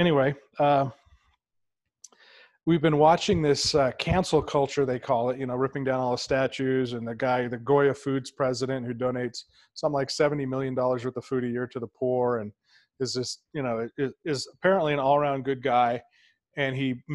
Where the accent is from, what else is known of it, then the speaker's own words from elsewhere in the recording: California, United States; I'm from California.